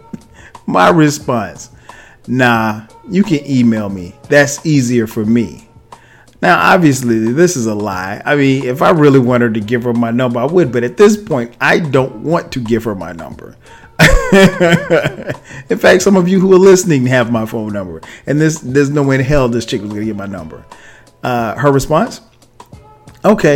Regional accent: Florence, South Carolina, United States; moved away as an adult; now in Atlanta, United States; home meaning my hometown, which where she lives, Florence, South Carolina

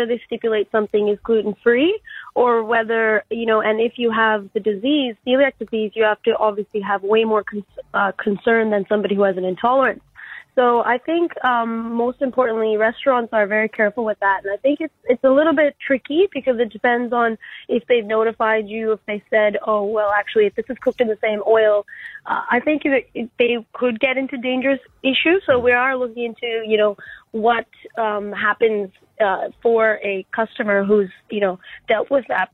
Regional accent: Vancouver, British Columbia, Canada; now in Brisbane, Australia; I'm actually from Vancouver, Canada. I live in Brisbane, but I'm from here originally and visiting my family after 2.5 years

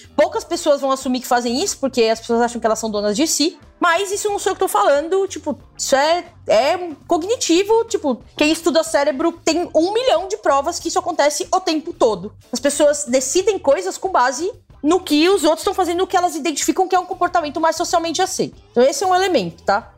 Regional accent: ABC Paulista, São Paulo, Brazil; eu que sou da ABC

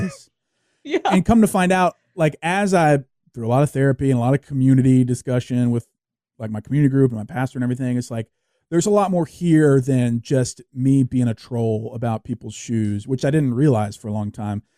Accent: Louisiana, United States; I grew up in the South, I grew up in Louisiana

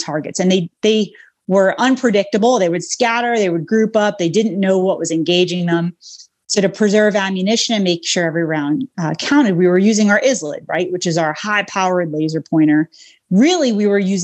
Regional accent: Long Island, New York, United States; moved away; I grew up on Long Island, New York

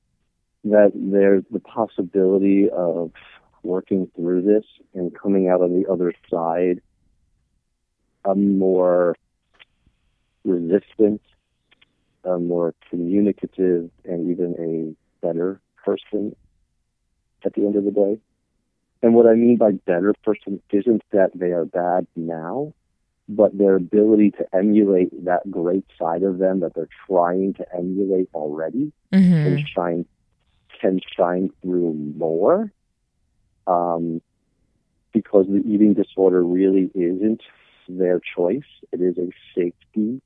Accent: northern New Jersey, United States; Being from northern New Jersey

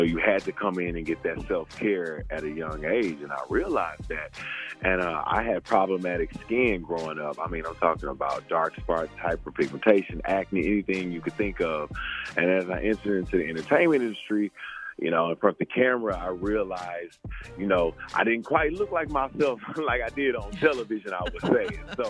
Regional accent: Beaumont, Texas, United States; I'm from Beaumont, Texas, small town. And I grew up near Louisiana, grew up near Houston.

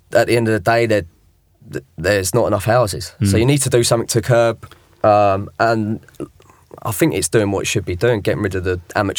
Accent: Bournemouth, South West England, United Kingdom; moved away; also born or lived in Hong Kong; I'm actually from Bournemouth when I was a kid.

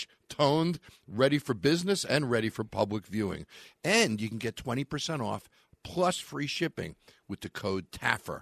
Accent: Long Island, New York, United States; When I was a kid and I was growing up in Long Island

